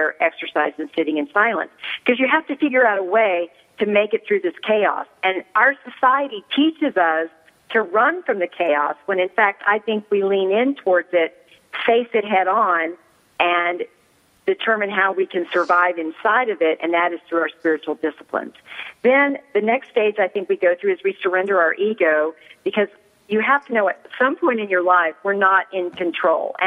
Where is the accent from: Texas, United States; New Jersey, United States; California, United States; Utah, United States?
Texas, United States; Austin; moved away as an adult; also born or lived in New York, United States; now in El Paso, United States; I was born and raised in Austin, Texas